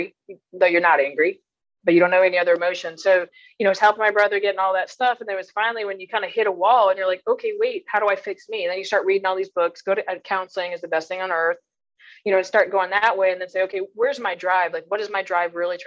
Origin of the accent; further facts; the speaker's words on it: Vermont, United States; I'm originally from Vermont. I'm a Yankee through and through. So grew up in a small, I can't say small farm